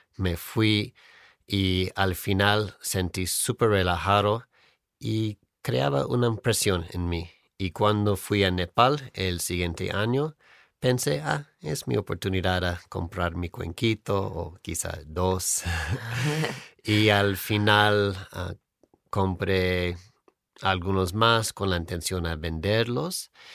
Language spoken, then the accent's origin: Spanish; near Hollywood, California, United States; Spanish is a second language; moved away; soy de California, cerca de Hollywood